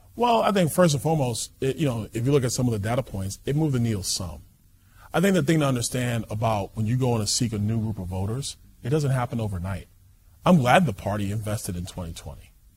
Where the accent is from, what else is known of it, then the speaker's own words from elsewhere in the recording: New York City, New York, United States; I'm from Brooklyn, New York